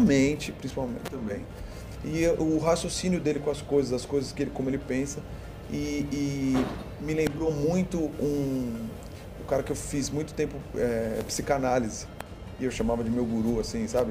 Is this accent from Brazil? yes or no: yes; São Paulo, Brazil; Eu nasci em São Paulo.